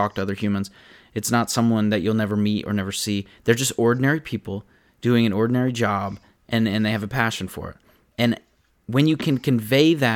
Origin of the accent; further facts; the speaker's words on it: tri-state area, United States; I grew up in the tri-state area